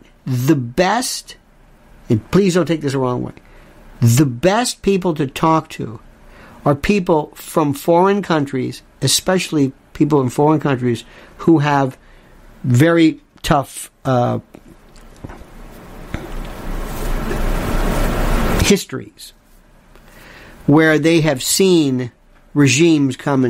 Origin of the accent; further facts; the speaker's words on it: United States; I'm an American.